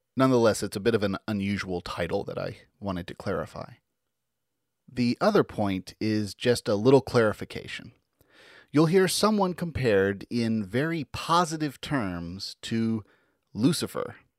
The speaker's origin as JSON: {"language": "English", "region": "Tennessee", "country": "United States", "tie": "born or raised there", "said": "a kid growing up in Tennessee"}